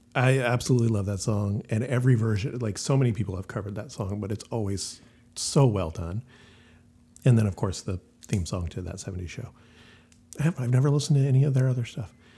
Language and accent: English; Elk Grove, California, United States; growing up in Elk Grove, California